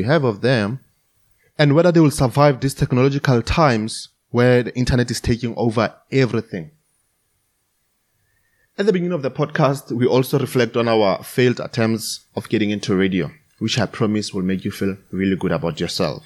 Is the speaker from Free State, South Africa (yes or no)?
yes; Free State, South Africa; English is a second language; I grew up in a Tswana-speaking town in the Free State, and I went to the township schools from the beginning all the way to my matric year